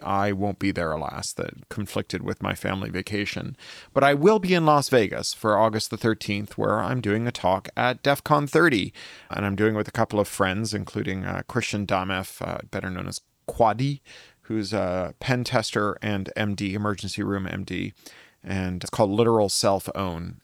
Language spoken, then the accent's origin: English; Canada; now in Los Angeles, United States; I was born in Canada